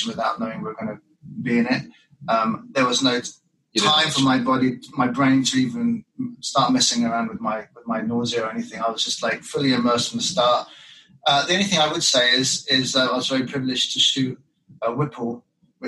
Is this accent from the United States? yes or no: no; England, United Kingdom; moved away; When I was about 5 or 6, in Britain